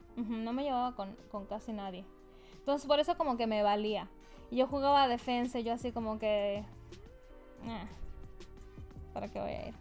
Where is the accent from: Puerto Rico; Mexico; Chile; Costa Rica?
Mexico; como buena mexicana